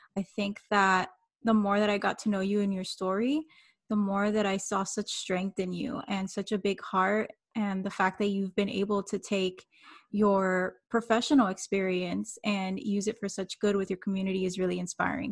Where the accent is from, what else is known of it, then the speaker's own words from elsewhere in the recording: Miami, Florida, United States; I'm coming from Miami